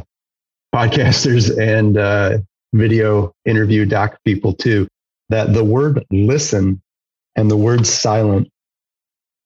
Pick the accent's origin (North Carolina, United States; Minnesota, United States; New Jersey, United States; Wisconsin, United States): Wisconsin, United States; La Crosse; growing up in Wisconsin, the Driftless and lacrosse